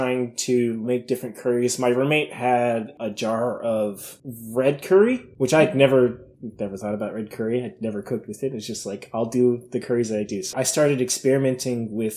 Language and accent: English; East Coast, United States; I'm from the East Coast and like we get like hurricanes.